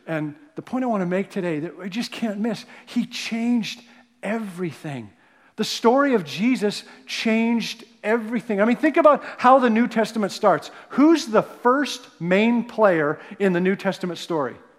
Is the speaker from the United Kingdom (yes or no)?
no; Canada; now in United States; I'm a Canadian